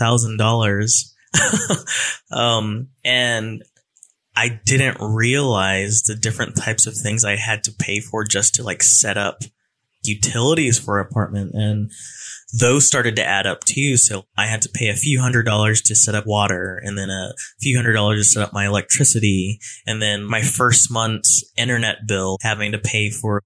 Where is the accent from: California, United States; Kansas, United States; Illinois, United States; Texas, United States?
California, United States; moved away as an adult; now in Raleigh, United States; a Cali boy coming over to Raleigh, North Carolina, where I know absolutely no one